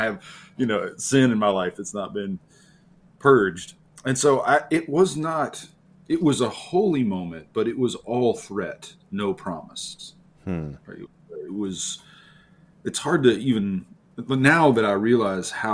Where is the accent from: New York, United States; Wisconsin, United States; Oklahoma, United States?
Oklahoma, United States; near Norman, rural central; I grew up in Oklahoma, rural Oklahoma, central Oklahoma, not far from Norman